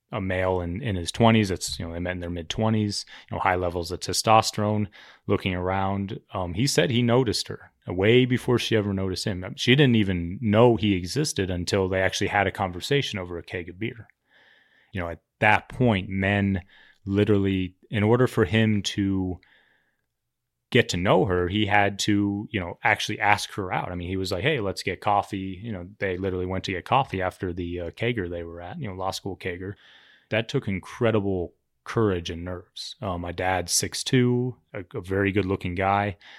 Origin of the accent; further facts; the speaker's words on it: Cherry Creek, Colorado, United States; I grew up in Cherry Creek